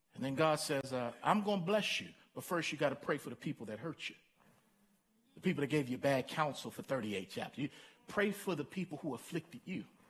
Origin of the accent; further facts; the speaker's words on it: Baltimore, Maryland, United States; I grew up in Baltimore